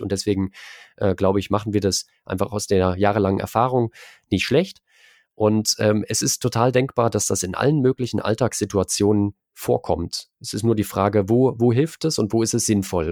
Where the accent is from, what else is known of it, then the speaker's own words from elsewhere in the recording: Erfurt, Thuringia, Germany; moved away as an adult; now in Leipzig, Germany; Ich bin eigentlich in Erfurt geboren, bin dann fürs Studium nach Leipzig gegangen.